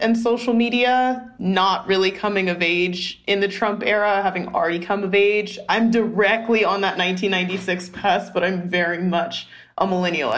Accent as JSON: {"language": "English", "town": "Atlanta", "region": "Georgia", "country": "United States", "tie": "born or raised there", "also_born_or_lived": "Oakland, California", "said": "I grew up between East Atlanta and East Oakland."}